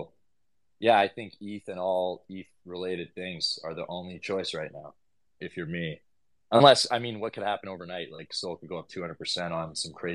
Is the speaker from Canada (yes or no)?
yes; Vancouver, British Columbia, Canada; moved away as an adult; also born or lived in Tofino, Canada; now in Portugal; I'm from Vancouver originally